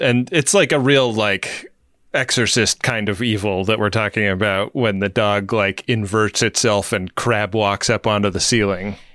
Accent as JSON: {"language": "English", "town": "Oakland", "region": "California", "country": "United States", "tie": "born or raised there", "said": "my hometown."}